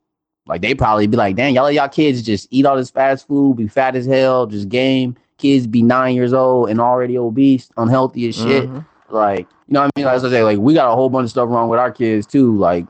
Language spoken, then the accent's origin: English; the South, United States; I'm a Southerner.